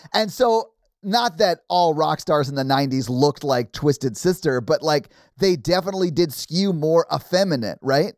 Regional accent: Nashville, Tennessee, United States; growing up in Nashville, not liking country music

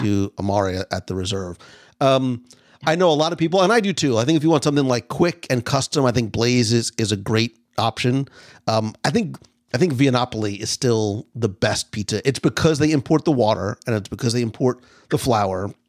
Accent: Northeast, United States; moved away; I come from the Northeast

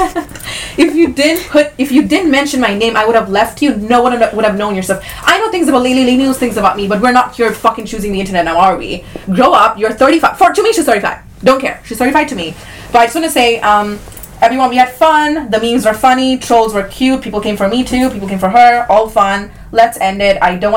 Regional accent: Dubai, United Arab Emirates; now in United States; I have an Indian passport, even though I was like born and raised in Dubai

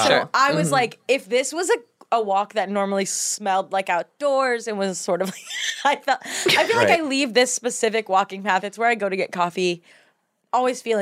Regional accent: outside of Cleveland, Ohio, United States; I'm from Ohio

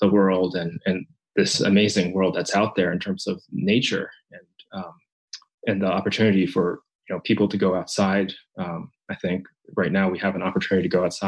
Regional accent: Japan; moved away; a child growing up in Japan. I'm Japanese

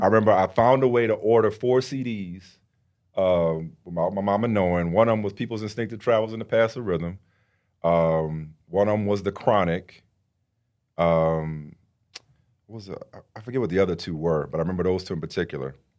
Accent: New Orleans, Louisiana, United States; I grew up in New Orleans

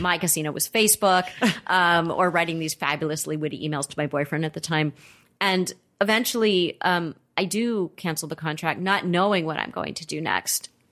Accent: Los Angeles, California, United States; I grew up in Los Angeles. I'm a native.

